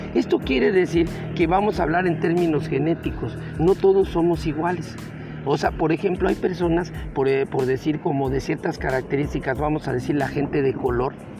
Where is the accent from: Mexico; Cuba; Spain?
Mexico; aquí en mi país, en México